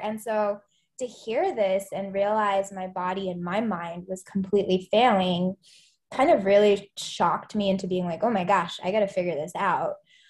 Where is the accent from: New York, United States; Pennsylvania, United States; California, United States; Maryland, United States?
Pennsylvania, United States; Philadelphia; now in Atlanta, United States; I go by she, her pronouns. I'm based here in Atlanta, Georgia. I'm originally from Philadelphia area. We moved around a lot in Pennsylvania, but I just kind of claim Philly since that's the longest I lived anywhere